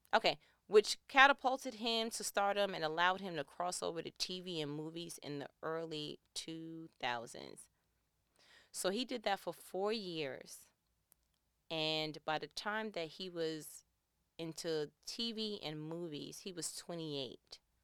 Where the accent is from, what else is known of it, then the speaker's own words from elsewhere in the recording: New York, United States; I'm from New York